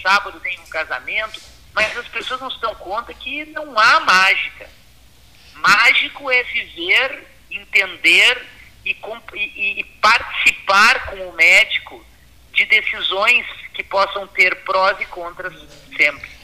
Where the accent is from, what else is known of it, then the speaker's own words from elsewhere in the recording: Pelotas, Rio Grande do Sul, Brazil; lembranças da, da minha infância em Pelotas